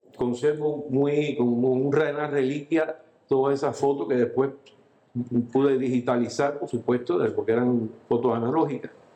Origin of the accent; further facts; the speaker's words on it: Cuba; vivo en Cuba